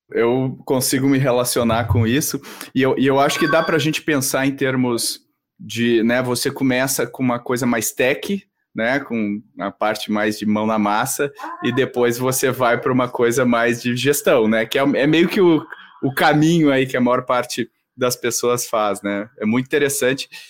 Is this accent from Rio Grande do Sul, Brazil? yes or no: yes; Rio Grande do Sul, Brazil; eu sou gaúcho também, Bruna, e eu fiz publicidade lá na PUC